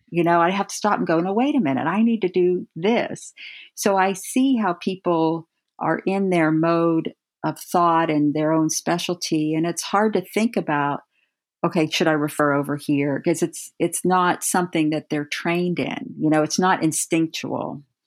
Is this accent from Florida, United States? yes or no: no; Steubenville, Ohio, United States; I grew up in Steubenville, Ohio